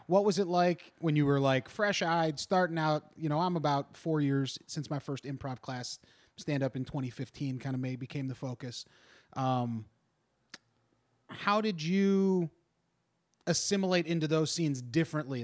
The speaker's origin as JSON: {"language": "English", "area": "Kentucky area", "region": "Southwest Ohio", "country": "United States", "tie": "born or raised there", "moved": "yes", "said": "we both grew up in Southwest Ohio, Kentucky area"}